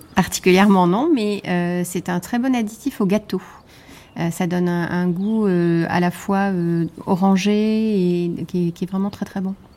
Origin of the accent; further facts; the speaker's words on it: Nice, Provence-Alpes-Côte d'Azur, France; ma ville natale, à savoir Nice